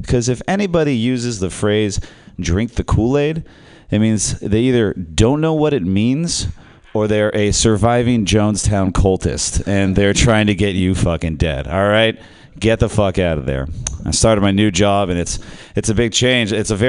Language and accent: English; Ireland; I am Irish, okay?